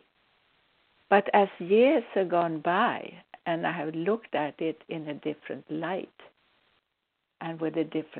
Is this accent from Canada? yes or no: no; Sweden; now in United States; I'm a Swedish-born psychic healer, a medical intuitive, living in the United States